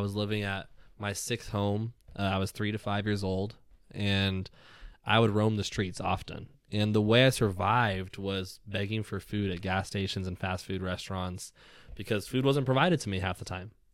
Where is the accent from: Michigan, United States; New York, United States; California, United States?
California, United States; Southern; I grew up in Southern California.